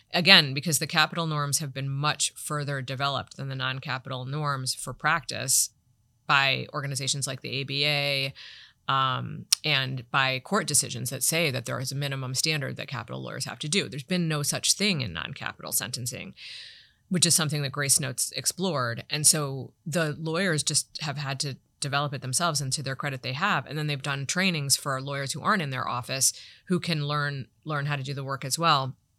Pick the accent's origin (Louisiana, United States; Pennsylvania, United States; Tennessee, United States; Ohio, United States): Ohio, United States; Toledo; moved away; I worked in my hometown, Toledo, Ohio, Lucas